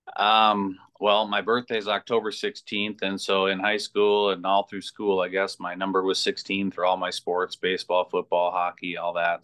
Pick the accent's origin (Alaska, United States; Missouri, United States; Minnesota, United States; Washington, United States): Minnesota, United States; North Branch; I grew up in North Branch. Uh, went, graduated from North Branch High School